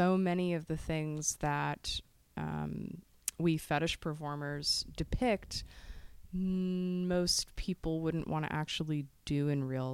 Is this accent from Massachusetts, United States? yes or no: yes; Boston, Massachusetts, United States; moved away; I am from Boston originally.